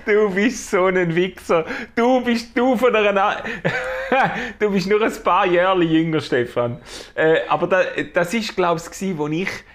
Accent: Schaffhausen, Switzerland; Schaffhauser, Schaffhauser äh, Cityboy

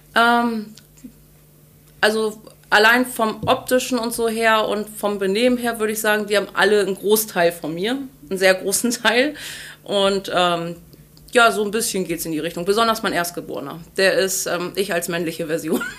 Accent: Ahrensburg, Schleswig-Holstein, Germany; also born or lived in Henstedt-Ulzburg / Hamburg; Ursprünglich aus Ahrensburg, geboren in Henstedt-Ulzburg am 25.04.1988

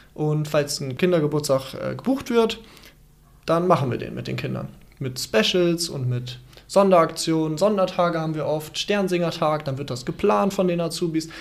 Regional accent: Dorsten, North Rhine-Westphalia, Germany; ich komme ja aus Dorsten

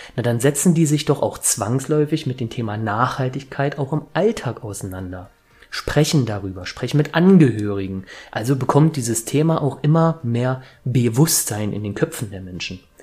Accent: Leipzig, Saxony, Germany; ich komme aus Leipzig

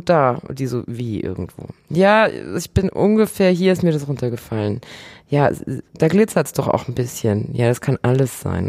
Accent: Bavaria, Germany; moved away; ich komme ursprünglich aus Bayern

